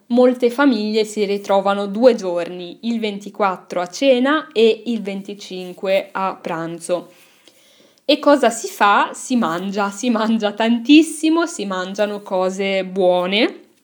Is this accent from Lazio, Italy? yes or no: no; Milan, Lombardy, Italy; sono cresciuta a Milano